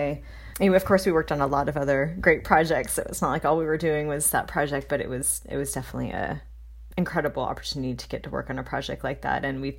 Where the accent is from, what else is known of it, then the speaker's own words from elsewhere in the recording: California, United States; It was a fun challenge to come into that job as a Californian